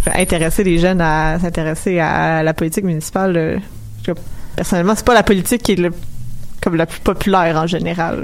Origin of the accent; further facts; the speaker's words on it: Montreal, Quebec, Canada; je venais de Montréal